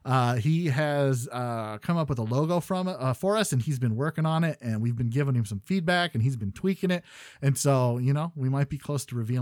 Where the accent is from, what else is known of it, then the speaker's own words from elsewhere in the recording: Canada; As a Canadian.